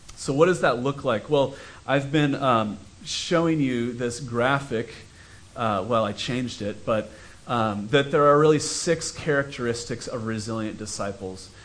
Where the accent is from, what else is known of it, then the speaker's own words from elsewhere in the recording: United States; we as American Christians